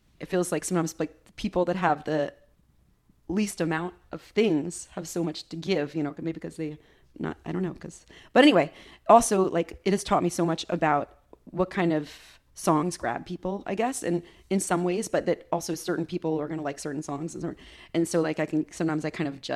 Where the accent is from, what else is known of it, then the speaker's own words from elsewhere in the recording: United States; I love being an American.